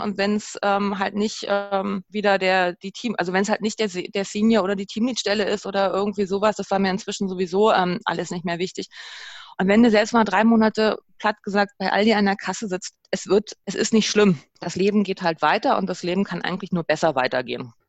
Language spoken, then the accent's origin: German; Germany; wir als Deutsche, als Europäer